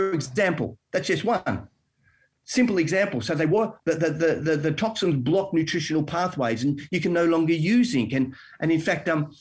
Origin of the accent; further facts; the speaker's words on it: Melbourne, Victoria, Australia; moved away as an adult; now in Western Australia, Australia; I'm from Melbourne